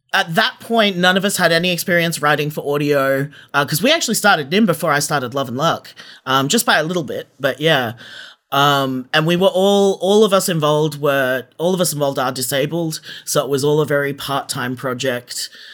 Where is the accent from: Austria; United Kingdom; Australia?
Australia; we're all Australian writers